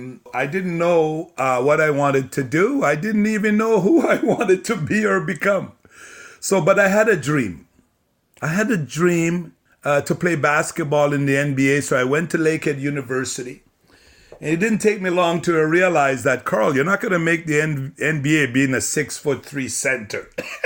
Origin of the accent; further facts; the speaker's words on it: Sudbury, Ontario, Canada; also born or lived in Jamaica; I was born in Jamaica and my parents came to Canada in the early 70s. This is our 54th year in Canada. We had moved to Sudbury, Ontario, mining town. The summer I turned 12.